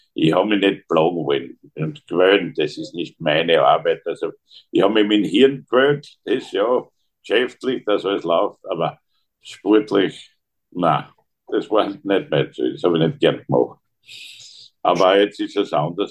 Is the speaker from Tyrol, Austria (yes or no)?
no; Graz, Styria, Austria; bei uns in Graz